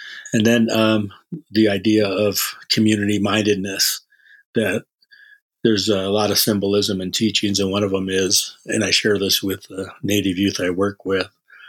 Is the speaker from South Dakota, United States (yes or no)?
yes; Yankton Sioux Reservation, South Dakota, United States; I was born and raised in South Dakota on the Yankton Sioux Reservation. And I was in the 60s, totally dating myself. We grew up in a house, my grandpa's house, and my grandma's house